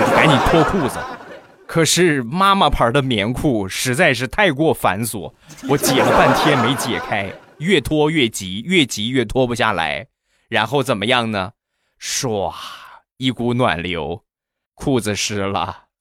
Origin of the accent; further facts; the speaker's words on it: China; 咱们都是中国的孩子